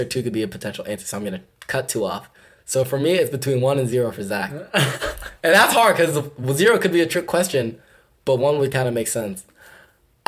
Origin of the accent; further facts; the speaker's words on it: Cleveland, Ohio, United States; I'm from Cleveland